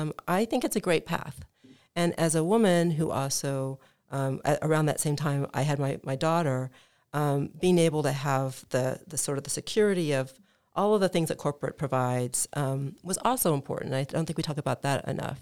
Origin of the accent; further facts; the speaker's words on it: Midwest, United States; moved away; I grew up in the Midwest